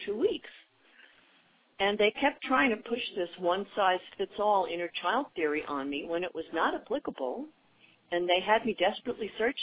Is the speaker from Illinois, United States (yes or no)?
no; New York City, New York, United States; moved away as an adult; also born or lived in Washington, D.C.; now in Orange County, United States; I'm from New York City originally.